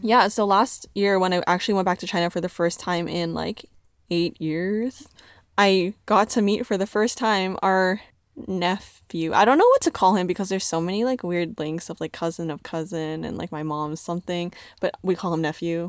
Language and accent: English; Canada; I'm from Canada. I can speak English